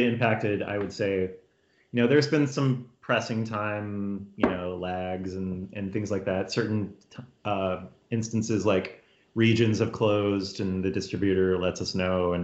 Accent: Texas, United States; moved away; I'm from Texas, and so growing up in Texas

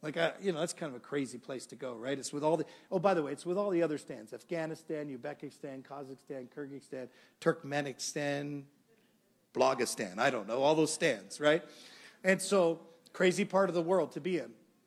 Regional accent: Canada; I'm from Canada.

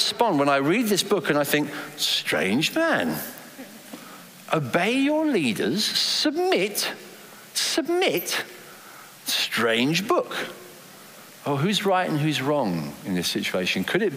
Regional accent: England, United Kingdom; accent: English; I was English from my accent

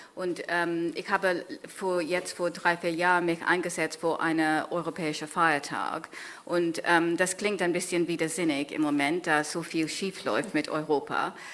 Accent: Kenya; German is a second language; now in Germany; Kenia geschrieben, ähm, wo ich aufgewachsen bin

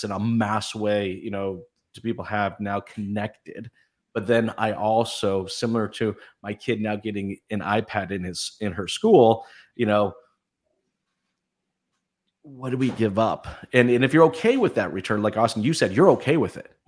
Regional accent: Canada; I'm from Canada.

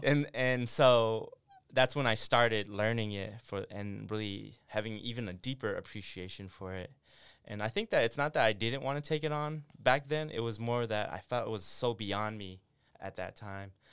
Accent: Syracuse, New York, United States; also born or lived in Nong Khai refugee camp, Thailand; I grew up on the East Coast in Syracuse

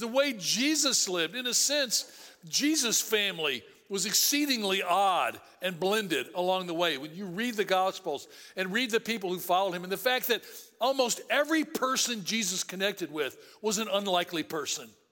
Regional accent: Tennessee, United States; I grew up in Tennessee.

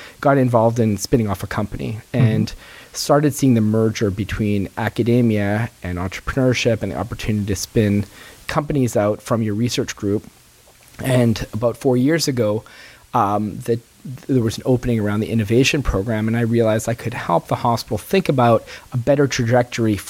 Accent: Montreal, Quebec, Canada; now in Boston, United States; I grew up in Montreal.

